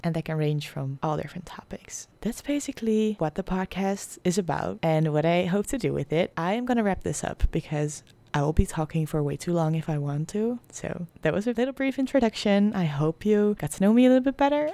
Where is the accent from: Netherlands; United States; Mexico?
Netherlands; English is a second language; I am from the Netherlands. I'm Dutch, so please excuse my accent.